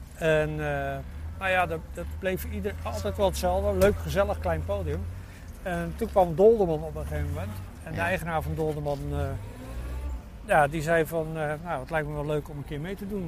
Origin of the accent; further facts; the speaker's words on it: Zwijndrecht, South Holland, Netherlands; also born or lived in Alblasserdam; now in Dordrecht, Netherlands; In Zwijndrecht, nee, in Zwijndrecht, daar kwam ik vandaan. Ik ben geboren in Alblasserdam.